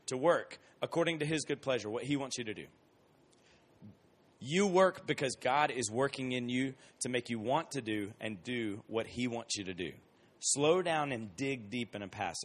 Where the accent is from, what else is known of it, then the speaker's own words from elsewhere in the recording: Columbus, Georgia, United States; moved away; I grew up in Columbus, Georgia